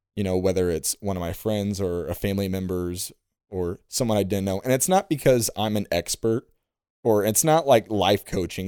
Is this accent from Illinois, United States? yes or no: yes; Illinois, United States; I'm a storyteller from Illinois